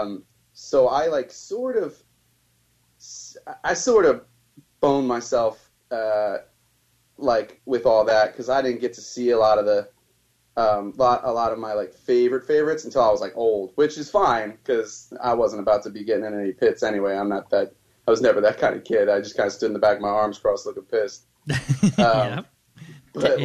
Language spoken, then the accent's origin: English; New Jersey, United States; I'm from New Jersey